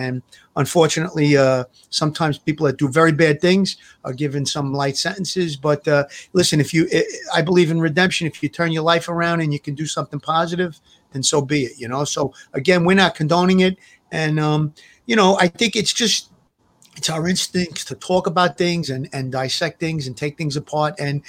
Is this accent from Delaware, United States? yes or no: no; New York City, New York, United States; I grew up in Brooklyn. I was around organized crime as a kid.